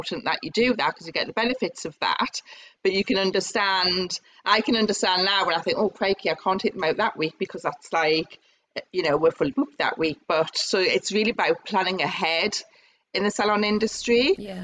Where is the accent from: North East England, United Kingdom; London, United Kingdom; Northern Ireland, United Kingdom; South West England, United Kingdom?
North East England, United Kingdom; Newcastle upon Tyne; moved away as an adult; also born or lived in Northampton; it was time for me to go home. So I came back to Newcastle